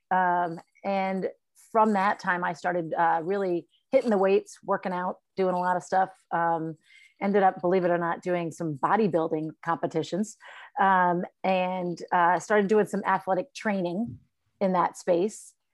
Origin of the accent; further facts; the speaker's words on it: Farmington, Connecticut, United States; I grew up in Farmington, Connecticut.